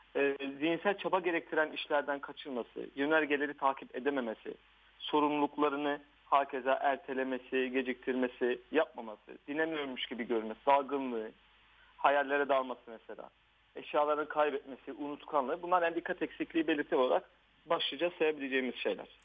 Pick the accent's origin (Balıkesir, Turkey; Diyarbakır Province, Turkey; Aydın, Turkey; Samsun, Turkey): Diyarbakır Province, Turkey; Diyarbakır; moved away as an adult; also born or lived in Ankara / Şırnak; now in Istanbul, Turkey; ben 1983 Diyarbakır doğumluyum. Evet ee, eğitimimi liseye kadar Diyarbakır'da